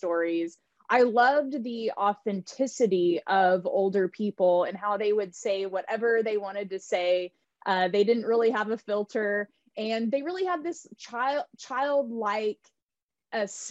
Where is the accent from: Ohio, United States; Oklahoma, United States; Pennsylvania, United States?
Oklahoma, United States; Tulsa; moved away; also born or lived in California; I grew up in Tulsa, Oklahoma